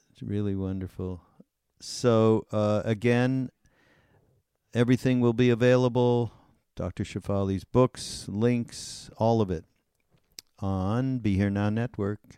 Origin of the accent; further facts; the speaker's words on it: Canada; also born or lived in India; I'm from Canada